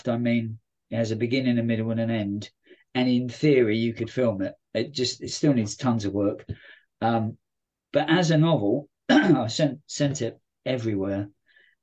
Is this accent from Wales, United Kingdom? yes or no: no; London, United Kingdom; moved away; as a Londoner, even though I don't go to London very often